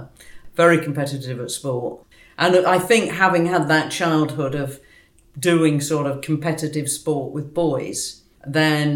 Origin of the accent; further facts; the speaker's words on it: Newark, East Midlands, United Kingdom; I was born in Newark in Nottinghamshire